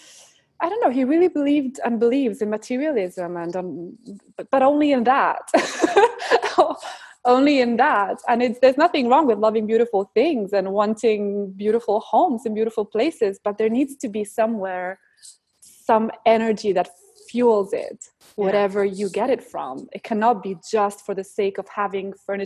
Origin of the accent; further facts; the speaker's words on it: Varese, Lombardy, Italy; the one in Italy happens to be in Varese, my hometown.